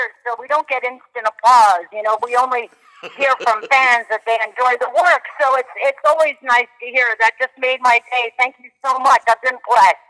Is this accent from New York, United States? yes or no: yes; New York City, New York, United States; I grew up in Manhattan, so you grow up pretty quickly when you're in Manhattan